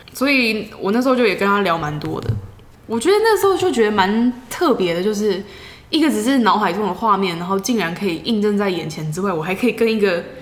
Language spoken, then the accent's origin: Chinese; Taiwan; 我从台湾来的